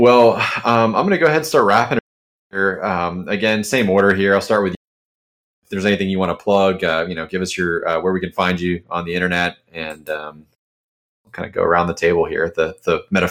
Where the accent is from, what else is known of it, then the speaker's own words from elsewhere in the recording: Jacksonville, Florida, United States; from Jacksonville, Florida.